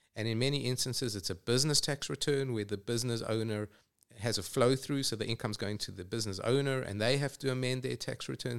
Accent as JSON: {"language": "English", "town": "Johannesburg", "region": "Gauteng", "country": "South Africa", "tie": "born or raised there", "also_born_or_lived": "England", "moved": "as an adult", "lives_now": "Atlanta, United States", "said": "I grew up in Johannesburg"}